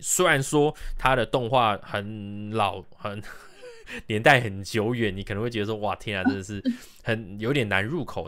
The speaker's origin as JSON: {"language": "Chinese", "country": "Taiwan", "said": "真的是我们台湾人才拥有的 V V I P体验"}